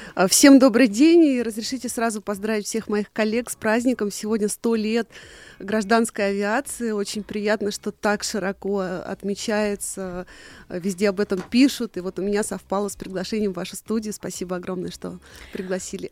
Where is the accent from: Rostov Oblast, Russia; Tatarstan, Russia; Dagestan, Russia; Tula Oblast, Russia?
Tula Oblast, Russia; Еще в детстве я жила в Тульской области